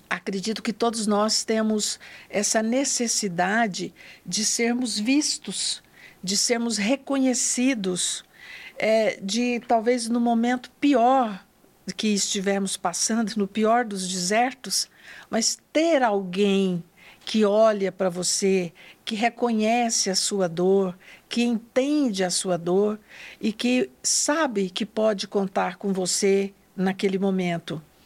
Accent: northern Goiás, Brazil; também sou do interior, sou do norte do estado de Goiás. Nasci em uma família muito simples da zona rural

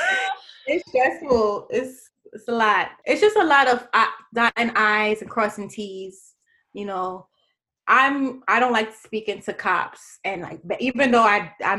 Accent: New York City, New York, United States; I'm from Brooklyn, New York

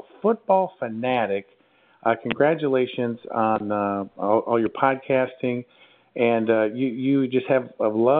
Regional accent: near Chicago, Illinois, United States; I grew up near Chicago

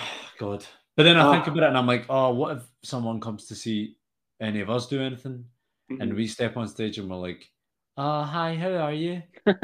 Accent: Glasgow, Scotland, United Kingdom; accent: Scottish; I think my Scottish accent's quite mild. {S1} Yeah. {S0} You know, like I think that maybe you and I are quite similar in this regard. Like definitely when I'm home, I'm a bit more like Glaswegian and Scottish

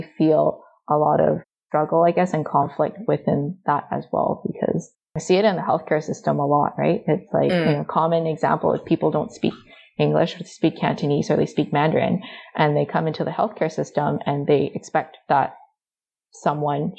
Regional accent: Vancouver, British Columbia, Canada; I was lucky growing up in Vancouver that I've never really experienced overt racism

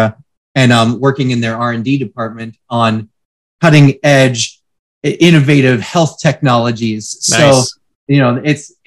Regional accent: Western Pennsylvania, United States; now in California, United States; I'm originally from Western Pennsylvania, a small town

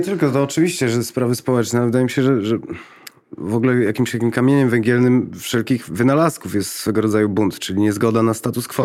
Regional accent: Lublin, Lublin Voivodeship, Poland; jestem z, z Lublina

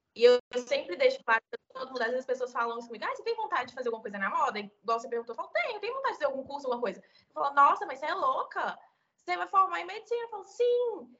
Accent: interior of Minas Gerais, Brazil; sou do interior de Minas Gerais

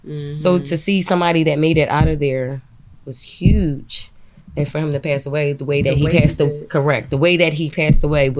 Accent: Philadelphia, Pennsylvania, United States; So I'm from Uptown.

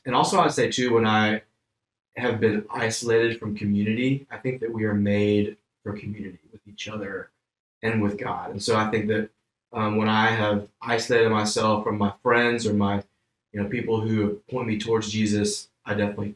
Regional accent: Homewood, Alabama, United States; moved away as an adult; now in Thomasville, United States; I grew up in Birmingham, Alabama, born and raised in a little town called Homewood

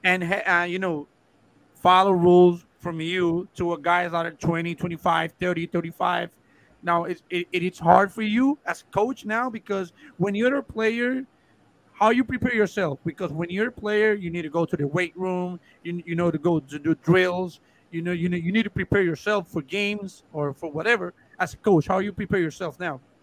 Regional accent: Guaynabo, Puerto Rico; English is a second language; I live in Guaynabo all my life

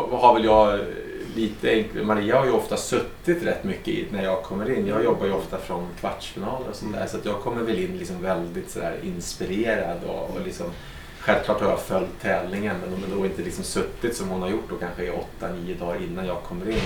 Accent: Stockholm, Stockholm County, Sweden; moved away as an adult; also born or lived in Monaco; now in Aix-en-Provence, France; jag är en gammal stockholmare

